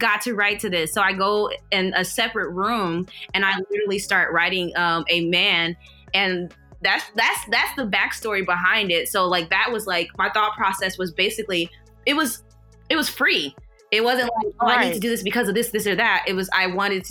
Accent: St. Louis, Missouri, United States; also born or lived in Kansas City, Kansas; I'm from St. Louis, Missouri

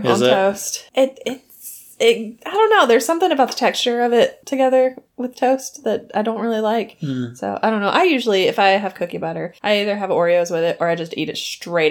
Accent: the South, Southern United States, United States; accent: southern; my southern accent just like comes out like crazy.

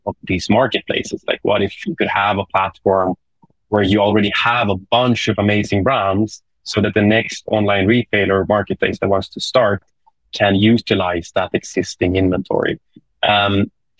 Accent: Sweden; accent: Swedish English; English is a second language; my Swedish English accent

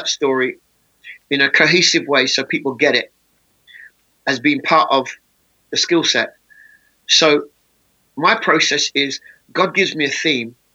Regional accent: England, United Kingdom; the way I speak is because I was born in England.

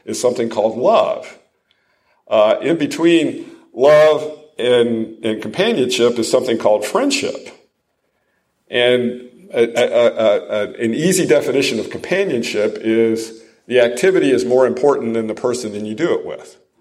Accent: Ohio, United States; also born or lived in Rochester, New York / Detroit; now in Franklin, United States; I grew up in Ohio, so I was a Yankee.

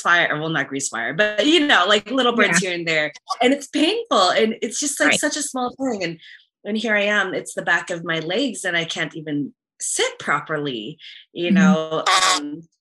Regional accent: San Antonio, Texas, United States; moved away; I grew up in San Antonio

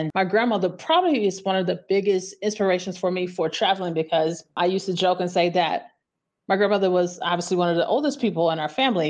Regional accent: Memphis, Tennessee, United States; moved away as an adult; also born or lived in St. Louis, Missouri / California; I'm originally from Memphis, Tennessee. I spent my formative years there. I left Memphis when I was 18, went to college at St. Louis University, stayed there a long time. Left St. Louis and moved to California in 2001.

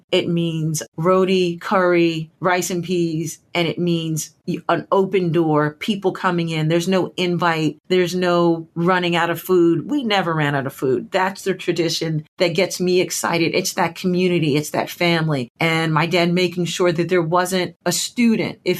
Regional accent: Huntsville, Alabama, United States; growing up in Alabama and in particular on and near the campus of what is now Oakwood University. And that is a historically black college in northern Alabama.

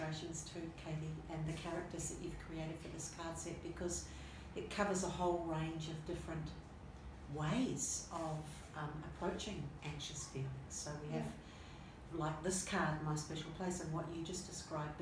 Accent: Waikato, New Zealand; a place that was at the beach when I grew up in New Zealand. It was on the Coromandel Peninsula called Tairua

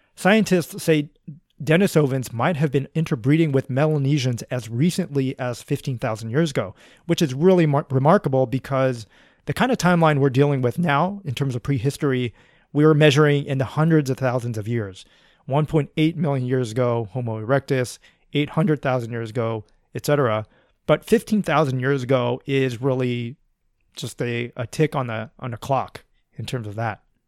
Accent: United States; accent: American; my accent, which I think is, uh, probably American

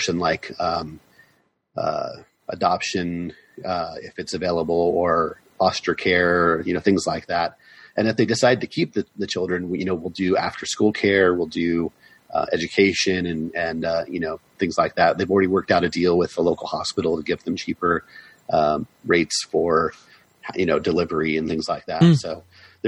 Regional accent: United States; we know that we'll never completely be Irish because we're American born

